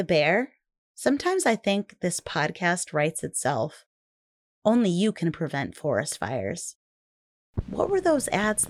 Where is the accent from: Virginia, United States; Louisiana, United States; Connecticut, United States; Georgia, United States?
Connecticut, United States; Meriden; In 1981, as I was turning 3, the KKK held a string of rallies in my hometown.